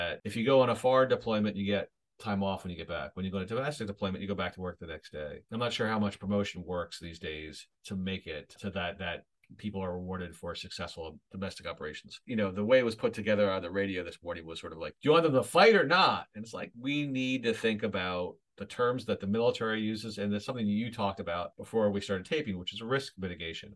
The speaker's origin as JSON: {"language": "English", "country": "United States", "moved": "yes", "lives_now": "Canada", "said": "as an American in Canada"}